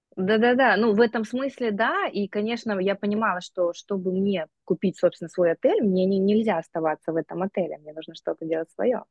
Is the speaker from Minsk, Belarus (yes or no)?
no; Gomel, Gomel Region, Belarus; moved away as an adult; also born or lived in Texas, United States; now in Antalya, Turkey; Я сама из Беларуси, из Гомеля, и у нас была совершенно простая, обычная среднестатистическая семья постсоветская